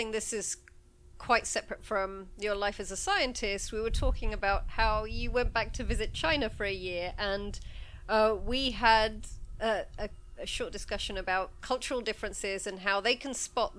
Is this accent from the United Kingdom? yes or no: yes; United Kingdom; as a Brit